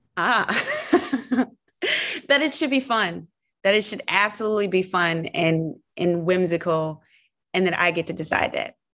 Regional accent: the South, United States; moved away; being a Southerner

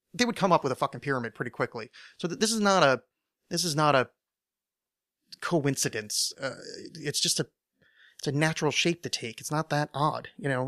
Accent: United States; I'm American

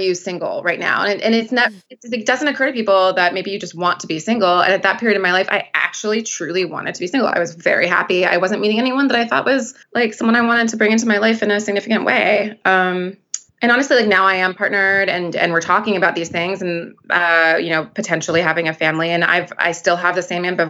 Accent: Midwest, United States; now in New York City, United States; growing up in the Midwest

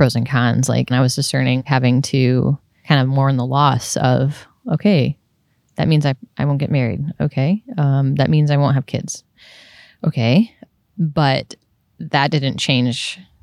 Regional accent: New York, United States; moved away; I'm from New York

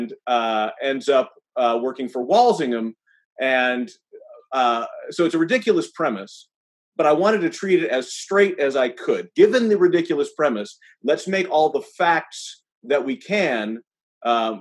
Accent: Ann Arbor, Michigan, United States; I actually knew Bob when I was growing up in Ann Arbor

